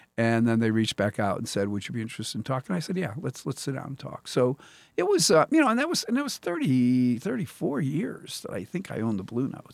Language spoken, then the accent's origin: English; Pennsylvania, United States; now in Columbia, Missouri, United States; I grew up in Pennsylvania.